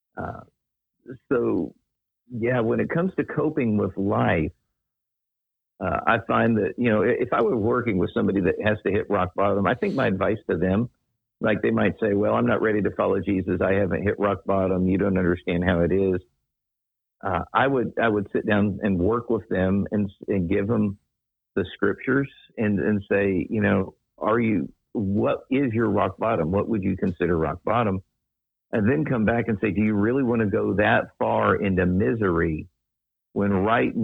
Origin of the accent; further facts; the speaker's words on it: Daytona Beach, Florida, United States; I grew up in Daytona Beach, which is, pardon the term, redneck heaven